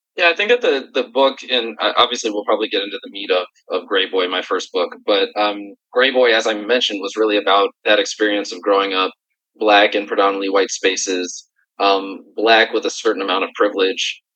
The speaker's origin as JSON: {"language": "English", "town": "Philadelphia", "region": "Pennsylvania", "country": "United States", "said": "I am a kid from Philly"}